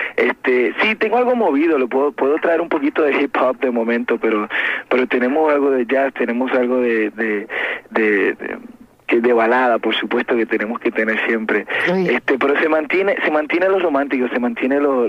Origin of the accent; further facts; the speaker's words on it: Puerto Rico; moved away; estuve en contacto con mi tierra